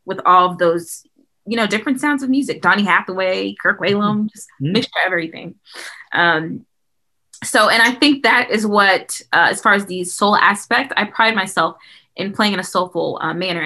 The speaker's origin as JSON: {"language": "English", "town": "Huntsville", "region": "Alabama", "country": "United States", "tie": "born or raised there", "said": "growing up in Huntsville was definitely a treat and a big part of who I am today"}